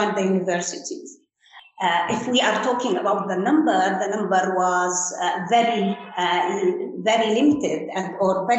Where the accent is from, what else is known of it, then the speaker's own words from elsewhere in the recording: Gaza, Gaza Strip, Palestine; also born or lived in Egypt / Leeds; the … originally are Gazans